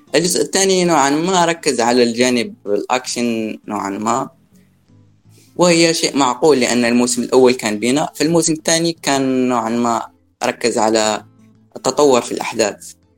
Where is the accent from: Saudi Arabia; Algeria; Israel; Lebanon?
Algeria; من الجزائر